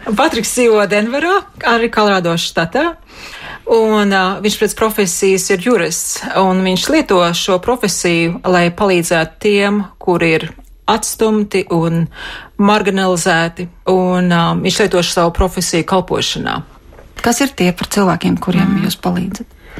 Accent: Bukaiši, Latvia; born or raised there; moved away as an adult; now in United States

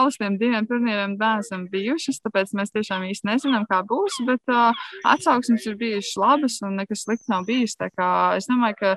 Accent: Latvia; nu, mēs tomēr esam latvieši, mēs esam pieraduši pie attiecīgiem Latvijas laikapstākļiem

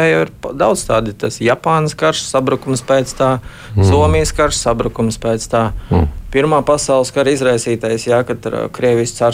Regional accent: Lielvārde, Ogre Municipality, Latvia; Galu galā es atceros, es bērnībā dzīvoju Lielvārdē.

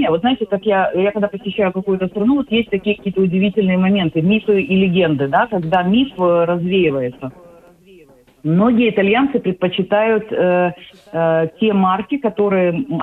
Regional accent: Odesa, Odesa Oblast, Ukraine; moved away as an adult; now in Sweden; Э, когда я уезжала из Одессы, на тот момент у меня уже было

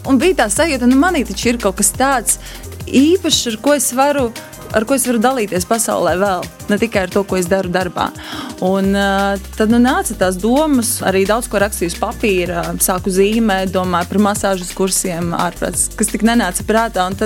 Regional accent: Latgale, Latvia; Nē, es ļoti lepojos ar to, no kurienes es nāku un kur ir manas saknes, un labprāt to nesu pasaulē.

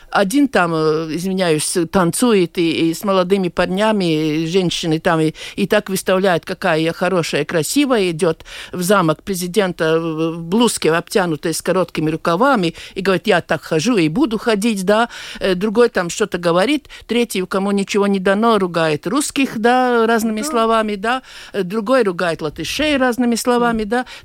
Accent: Latvia; born there; от того, что я родился в Латвии, я не стану любить эту страну

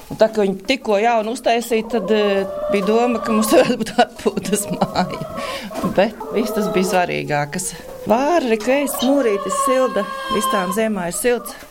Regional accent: Lubāna, Madona Municipality, Latvia; also born or lived in Ogre; now in Stelpe Parish, Latvia; Īstenībā no Lubānas, Madonas puses, bet es ogrēju, gāju vidusskolā

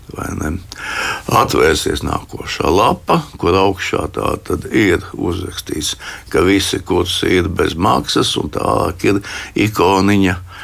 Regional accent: Riga, Latvia; es piedzimu Rīgā 53. gadā.

